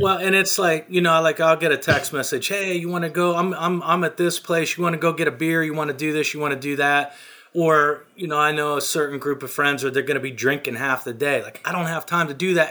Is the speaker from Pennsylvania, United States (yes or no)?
yes; small town near Pittsburgh, Pennsylvania, United States; I'm from a small town. I'm not a suburb of Picks, Pittsburgh. I'm the next step down. You know, there's fifteen thousand people in my hometown.